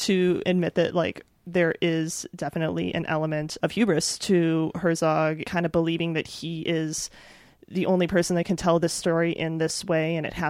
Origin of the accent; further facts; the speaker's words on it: Midwest, United States; But, I'm from the Midwest. I know what crops look like, Fawcett.